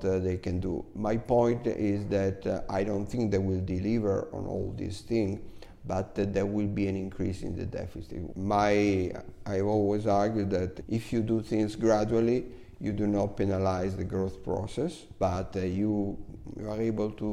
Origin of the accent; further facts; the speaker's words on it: Cremona, Lombardy, Italy; moved away; my hometown, Cremona